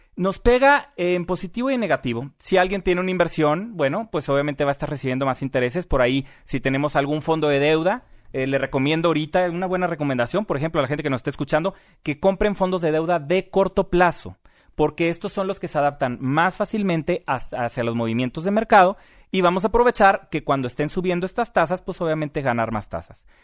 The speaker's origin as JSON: {"language": "Spanish", "country": "Mexico", "said": "nosotros como mexicanos"}